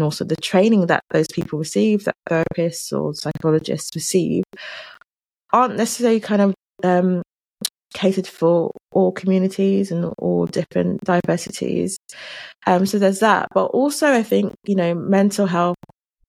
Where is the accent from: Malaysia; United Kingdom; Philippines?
United Kingdom; London; accent: London; I grew up in London. My family are Jamaican